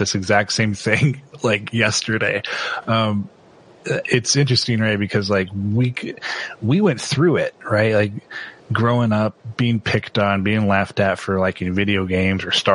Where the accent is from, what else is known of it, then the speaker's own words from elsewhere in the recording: Washington, United States; moved away as an adult; also born or lived in Idaho / Utah; I grew up in Washington State